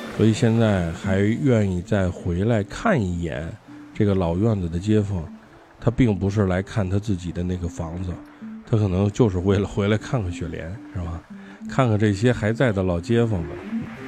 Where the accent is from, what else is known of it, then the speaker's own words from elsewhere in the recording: Beijing, China; 我和我父亲是北京的，我爷爷是从山东过来的